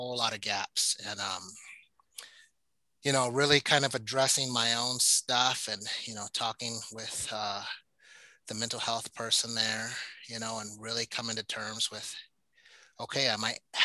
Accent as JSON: {"language": "English", "region": "Alaska", "country": "United States", "tie": "born or raised there", "said": "I grew up black kid in Alaska, African-American kid in Alaska"}